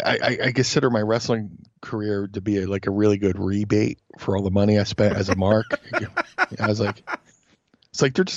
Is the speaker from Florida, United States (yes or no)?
no; Philadelphia, Pennsylvania, United States; also born or lived in Atlantic City / Ohio; get to be a part of my hometown, wrestling promotion. I mean, ECW was basically the fifth sports team in Philly.